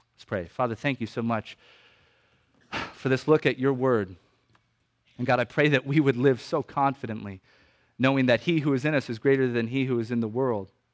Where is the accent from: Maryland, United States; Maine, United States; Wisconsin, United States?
Maine, United States; when I was growing up in Maine